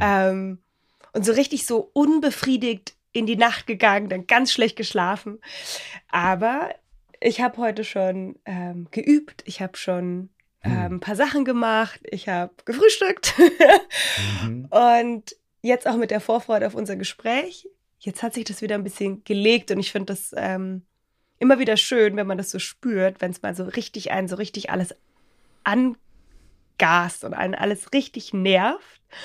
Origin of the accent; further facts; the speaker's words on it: Bavaria, Germany; wie man bei uns in Bayern sagt